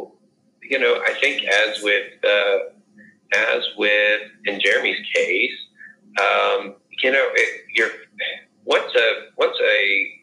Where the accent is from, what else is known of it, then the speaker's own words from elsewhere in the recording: the South, United States; I growing up in the South and in a very conservative